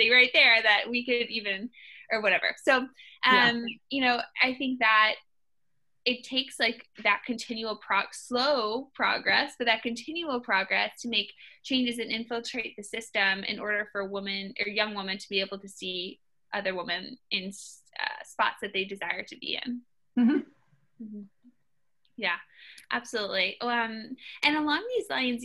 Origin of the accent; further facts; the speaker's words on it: Western Massachusetts, United States; we didn't have girls teams where I was growing up in Western Mass